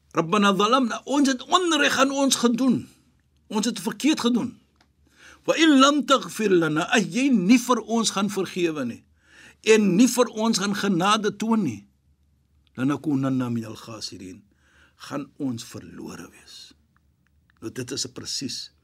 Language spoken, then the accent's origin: Afrikaans; South Africa; ek is van Suid-Afrika. Ons is van Suid-Afrika